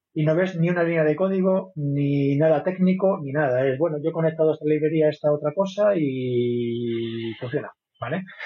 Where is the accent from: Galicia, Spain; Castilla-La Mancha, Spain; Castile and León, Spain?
Galicia, Spain; Vigo; now in Madrid, Spain; yo soy de Vigo, pero vivo en Madrid hace mucho tiempo